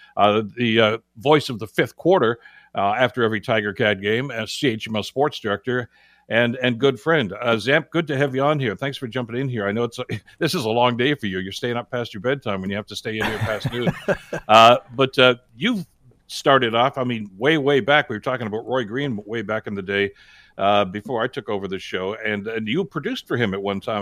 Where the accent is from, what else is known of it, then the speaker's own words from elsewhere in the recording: Hamilton, Ontario, Canada; if you were born and raised in Hamilton, like I was